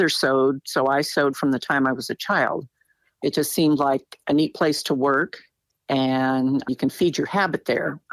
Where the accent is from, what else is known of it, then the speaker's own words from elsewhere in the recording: Shasta County, California, United States; I was born in Shasta County, California, and I still live there